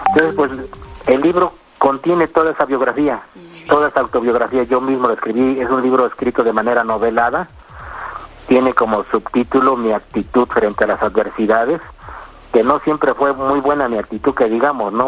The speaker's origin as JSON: {"language": "Spanish", "town": "Córdoba", "region": "Veracruz", "country": "Mexico", "also_born_or_lived": "Mexico City", "said": "regresé a Córdoba, de donde soy originario"}